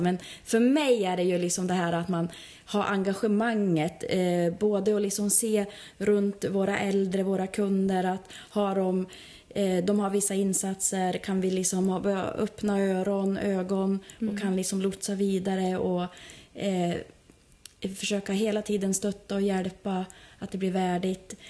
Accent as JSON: {"language": "Swedish", "town": "Bjuråker", "region": "Gävleborg County", "country": "Sweden", "said": "jag är ju själv från Bjuråker"}